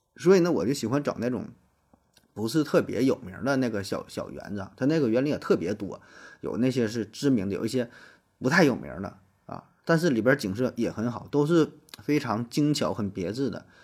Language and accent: Chinese; Northeast China, China; 我这个 土生土长的东北人